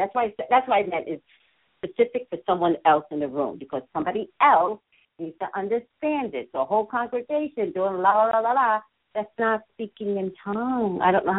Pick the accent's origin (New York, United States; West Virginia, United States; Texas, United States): New York, United States; now in California, United States; When I moved to California, because I come from New York, we don't have those big churches.